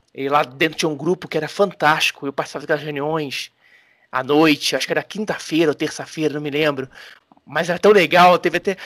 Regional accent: Rio de Janeiro, Brazil; eu que sou carioca, no Rio de Janeiro, na década de 80

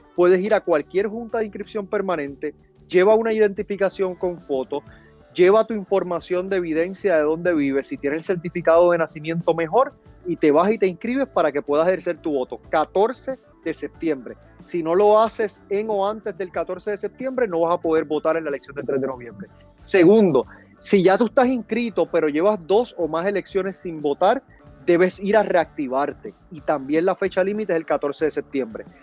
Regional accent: Puerto Rico; para nosotros en Puerto Rico todo el año es verano

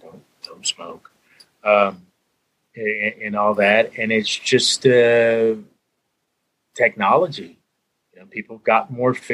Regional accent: Danville, Virginia, United States; accent: Virginia accent; moved away as an adult; now in Louisville, United States; the city that I grew up in, mainly, I consider my hometown in Danville, Virginia

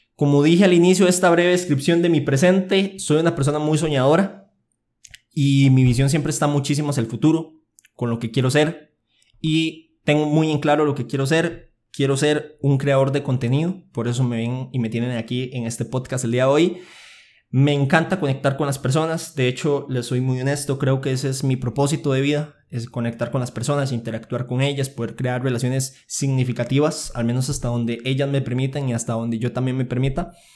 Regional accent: Aserrí, San José, Costa Rica; Yo nací en Costa Rica, específicamente en Acerrí. Llevo mis 19 años viviendo en el mismo lugar.

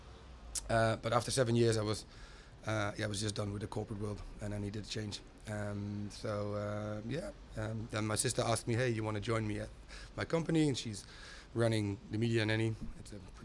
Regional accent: Groningen, Netherlands; moved away as an adult; now in Utrecht, Netherlands; my hometown, Groningen, which is in the north of Holland

